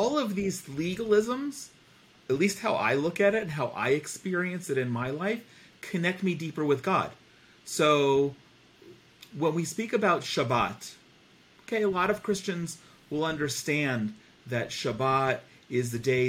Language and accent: English; New Jersey, United States; I grew up in New Jersey.